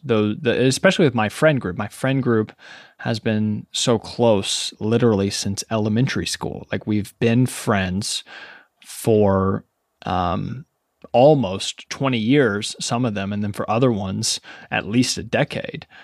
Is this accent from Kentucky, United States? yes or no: yes; Ashland, Kentucky, United States; moved away as an adult; also born or lived in Lexington, Kentucky; now in New York City, United States; being born and raised in Kentucky